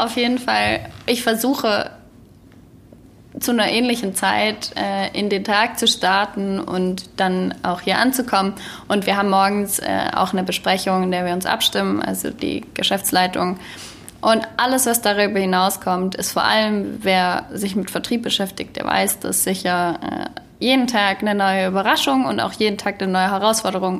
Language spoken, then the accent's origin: German; Baden-Württemberg, Germany; also born or lived in Stuttgart / Aalen; ich bin ja, wie gesagt, in Baden-Württemberg geboren und aufgewachsen